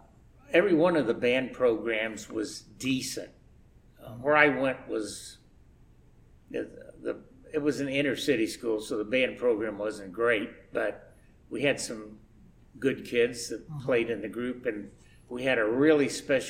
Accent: Indianapolis, Indiana, United States; Grew up in Indianapolis, inner city.

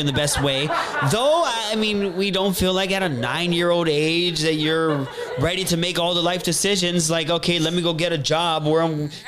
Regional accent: Honolulu, Hawaii, United States; That's where I grew up, in Makiki

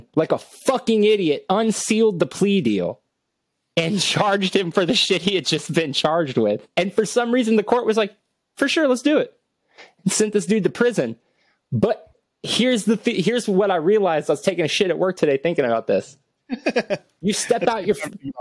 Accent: Cuero, Texas, United States; I'm from Cuero, Texas

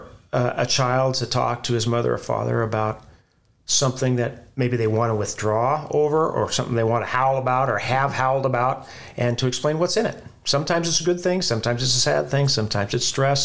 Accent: Carson City, Nevada, United States; moved away; also born or lived in Central America; So growing up in Carson City, Nevada

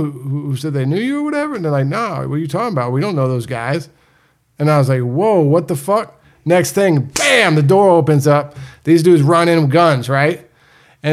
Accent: New England, United States; also born or lived in Florida; I was born in Florida, but I moved to New England pretty early on

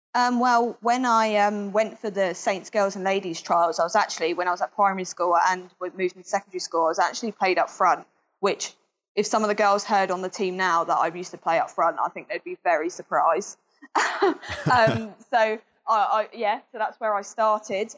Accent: Southampton, South East England, United Kingdom; I was born in Southampton, raised in Southampton, haven't moved anywhere else

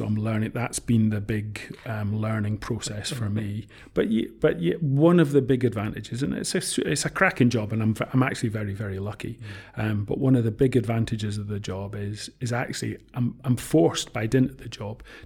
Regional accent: Scotland, United Kingdom; also born or lived in Woking, Surrey / Sheffield / Manchester; I'm Scottish by family. I've lived in Scotland all my life

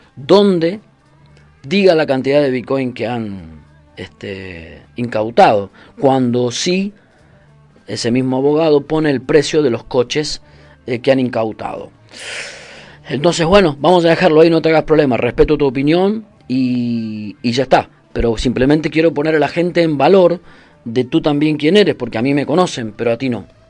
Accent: Argentina; moved away; also born or lived in Brazil; yo soy argentino, viví en Brasil

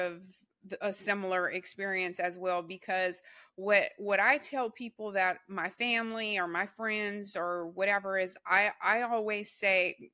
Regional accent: Louisiana, United States; I'm from Louisiana, and I'm a Saints fan, so we're Whodats

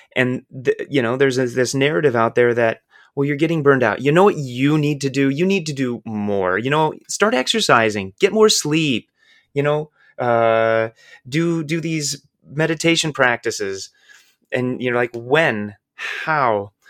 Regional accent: Iowa, United States; the baggage that I grew up with in Midwestern white Iowa

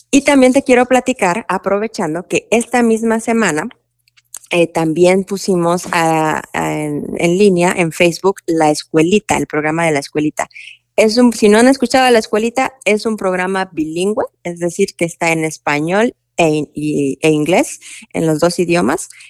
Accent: Mexico; now in Louisville, United States; yo nací y me crié en México

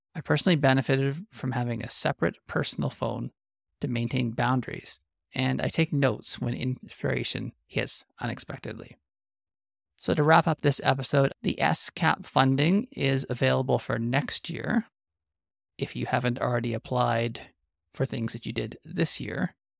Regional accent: Canada

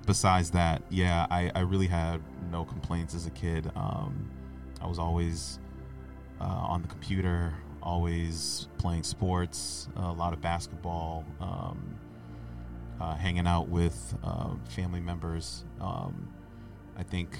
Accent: Boston, Massachusetts, United States; I'm from Boston as well, specifically Mattapan. Grew up in a Haitian household. I was born here

